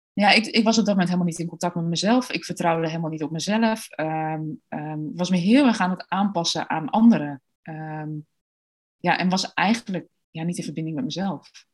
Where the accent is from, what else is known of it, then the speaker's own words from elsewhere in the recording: Deventer, Overijssel, Netherlands; also born or lived in Australia; Ik ben geboren en getogen in Deventer